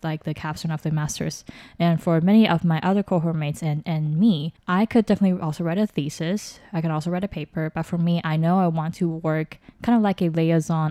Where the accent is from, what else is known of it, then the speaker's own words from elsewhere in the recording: Taiwan; also born or lived in Providence, United States; born and raised in Taiwan, and then I did all of my education until university, all in Taiwan